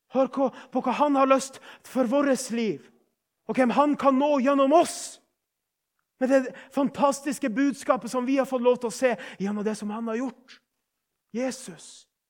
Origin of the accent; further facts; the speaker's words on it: Northern Norway, Norway; Vi er fra Nord-Norge